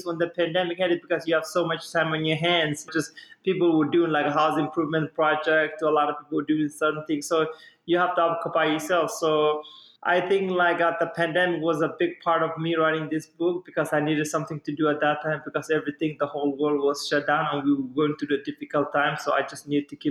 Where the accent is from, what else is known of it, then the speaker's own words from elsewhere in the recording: Somalia; now in United States; I'm from Somalia